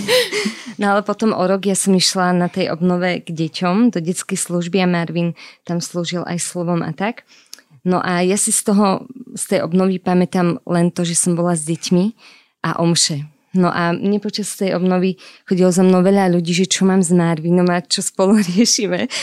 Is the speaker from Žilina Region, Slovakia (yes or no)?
yes; Orava, Žilina Region, Slovakia; pochádzam z Oravy